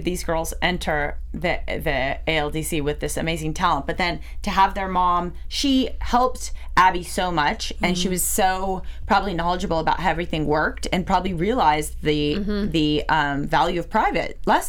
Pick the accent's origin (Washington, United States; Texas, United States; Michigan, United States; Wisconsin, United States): Washington, United States; I'm from Washington State.